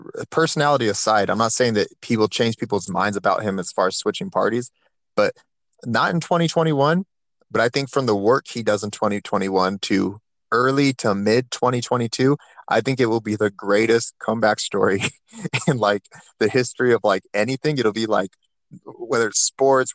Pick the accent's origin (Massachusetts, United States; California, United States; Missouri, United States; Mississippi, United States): California, United States; Turlock; I grew up in the Central Valley, Turlock